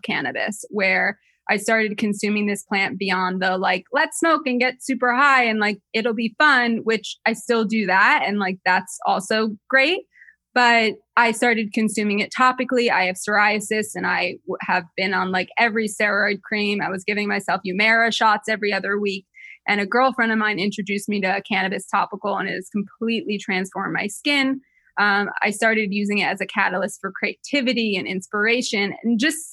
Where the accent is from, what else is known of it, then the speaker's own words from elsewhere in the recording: New Jersey, United States; I grew up in Jersey